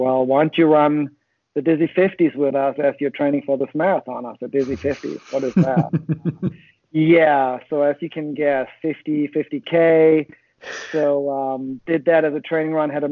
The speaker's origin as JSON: {"language": "English", "country": "Germany", "tie": "born or raised there", "moved": "as an adult", "lives_now": "Huntsville, United States", "said": "originally, I'm from near Hamburg, Germany"}